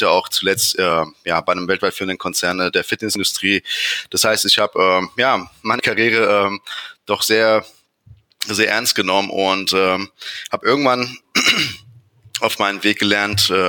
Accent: Frankfurt, Hesse, Germany; ich bin 41 mhm. Jahre alt, äh, bin Frankfurter, habe zwei bezaubernde Töchter im Alter von neun und fünf Jahren.

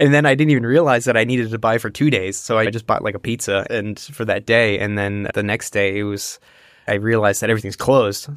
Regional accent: United States; born or raised there; first language English; now in Germany

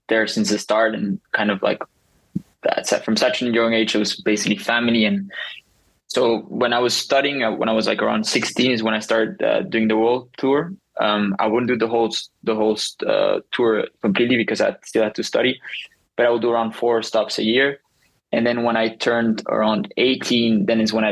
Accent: Tarifa, Andalusia, Spain; I'm currently at my hometown, Tarifa, Spain

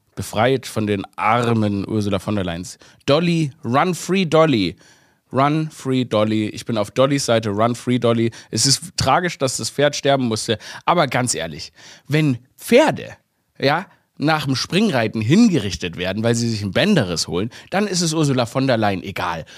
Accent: Stuttgart, Baden-Württemberg, Germany; moved away as an adult; also born or lived in Vienna; ich bin ja in Stuttgart aufgewachsen

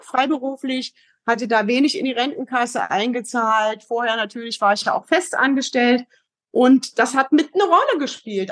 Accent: East Germany, Germany; moved away as an adult; also born or lived in Heidelberg; now in Frankfurt, Germany; erstmal komme ich aus dem Osten, bin ein Kind des Ostens. Mhm. Habe 27 Jahre bis zum Mauerfall dort gewohnt

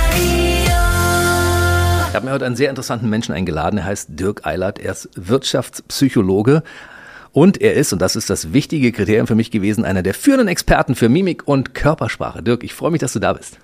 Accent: Berlin, Germany; Wir sind beide Berliner, ne? Du bist im Westen aufgewachsen, ich im Ostteil.

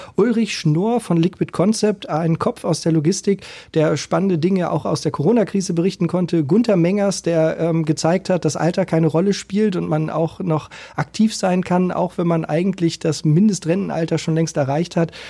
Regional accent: Hamburg, Germany; als Hamburger

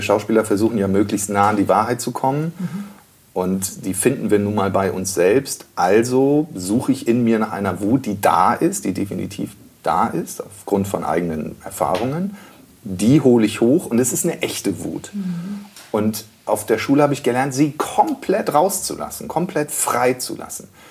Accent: Rendsburg, Schleswig-Holstein, Germany; moved away; also born or lived in Freiburg; ich bin in Schleswig geboren, in äh, Rendsburg, in einem Dorf bei Rendsburg groß geworden

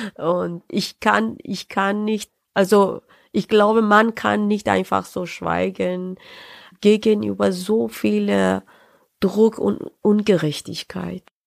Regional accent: Tehran, Tehran Province, Iran; German is a second language; moved away as an adult; also born or lived in Saarbrücken, Germany; now in Nuremberg, Germany; Ich bin äh, 75 im Teheran geboren äh, und äh, meinen Studiumabschluss gemacht im äh, Teheran äh, und dann bin ich äh, 2004 nach Deutschland gekommen

